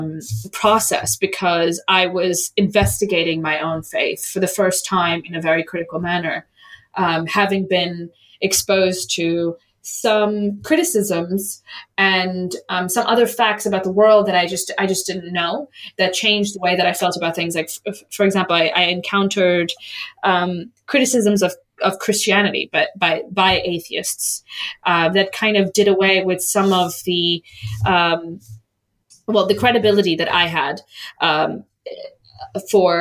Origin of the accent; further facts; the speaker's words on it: United States; when I was growing up in the United States